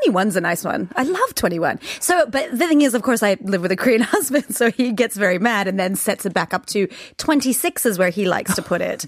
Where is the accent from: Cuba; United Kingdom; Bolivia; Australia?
Australia; we grew up without aircon in Australia because mm we had ceiling fans